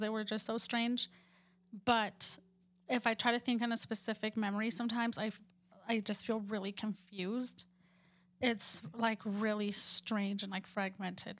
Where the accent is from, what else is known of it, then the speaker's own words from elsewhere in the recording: Texas, United States; where we grew up in Texas